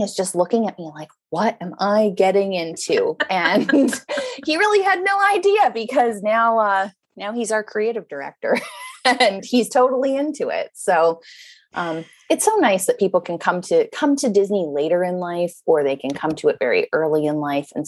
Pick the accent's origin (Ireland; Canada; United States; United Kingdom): Canada; Vancouver, British Columbia; I grew up in Vancouver on the West Coast